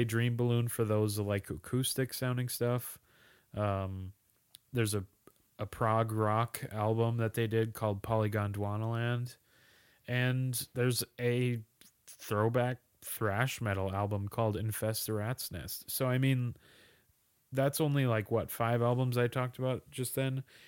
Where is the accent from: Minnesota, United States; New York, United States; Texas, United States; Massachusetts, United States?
Minnesota, United States; we're both from Minnesota.